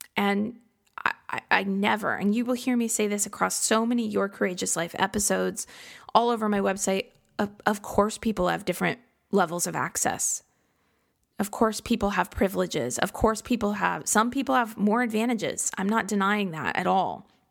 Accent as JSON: {"language": "English", "region": "Midwest", "country": "United States", "tie": "born or raised there", "said": "growing up in the Midwest"}